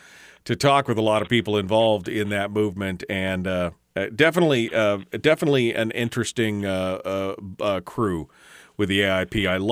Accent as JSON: {"language": "English", "town": "Fairbanks", "region": "Alaska", "country": "United States", "said": "I'm from Fairbanks originally"}